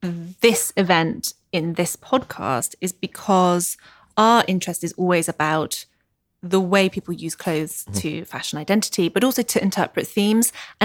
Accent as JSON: {"language": "English", "country": "United Kingdom", "said": "Obviously, we love that because we're British."}